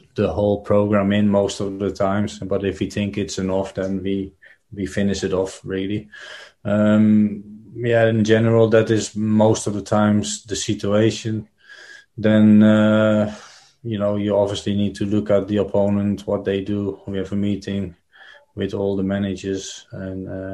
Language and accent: English; Netherlands; moved away; I'm growing up in Holland